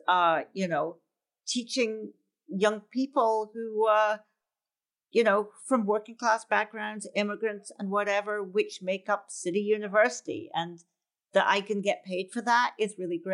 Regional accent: Scotland, United Kingdom; now in New York City, United States; as a child, I grew up in Scotland

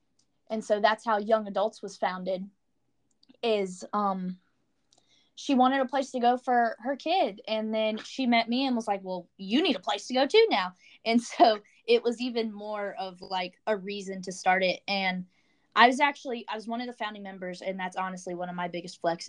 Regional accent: Orange, Virginia, United States; I'm from the Charlottesville area. I'm a little bit outside Charlottesville. I'm from a small town called Orange.

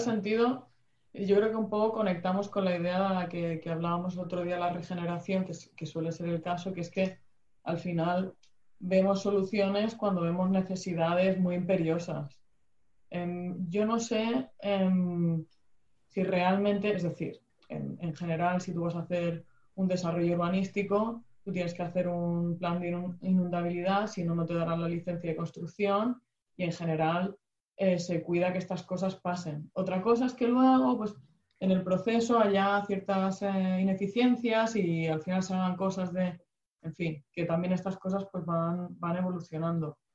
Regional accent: Region of Murcia, Spain; yo soy de Murcia

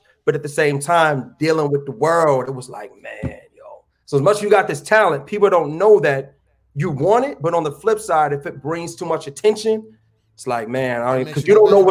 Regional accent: Lansing, Michigan, United States; moved away as an adult; also born or lived in New York City; I'm from Lansing

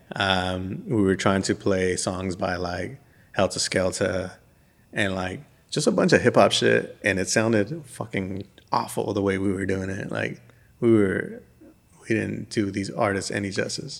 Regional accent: West Coast, United States; now in Birmingham, United States; growing up in the West Coast

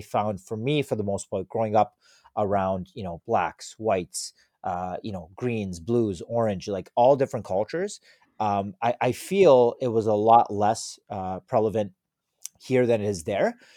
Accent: Toronto, Ontario, Canada; living in Canada, growing up in Toronto

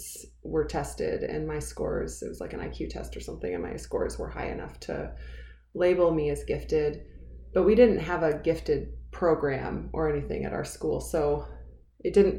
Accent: Missouri, United States; now in Colorado, United States; I live in Colorado, and I grew up in Missouri.

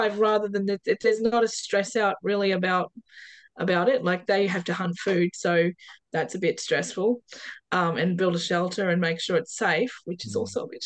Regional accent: Perth, Western Australia, Australia; I come from Hamilton Hill in Perth

